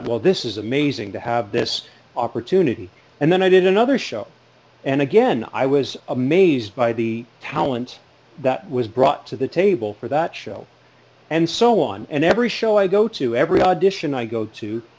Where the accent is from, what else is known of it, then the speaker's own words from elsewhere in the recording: Burlington, Ontario, Canada; now in Sarnia, Canada; When I grew up in Burlington, the only little theater that I knew of was the Burlington Little Theater